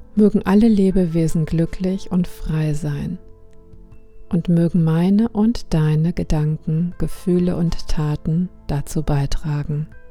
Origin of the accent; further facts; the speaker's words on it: Germany; bei uns in Deutschland